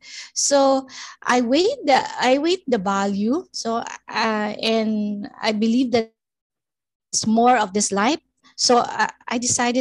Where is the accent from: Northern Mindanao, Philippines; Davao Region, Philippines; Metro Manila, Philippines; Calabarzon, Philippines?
Calabarzon, Philippines; Cavite City; now in Valenzuela City, Philippines; I'm a native from Cavite City, but I'm now living in Valenzuela City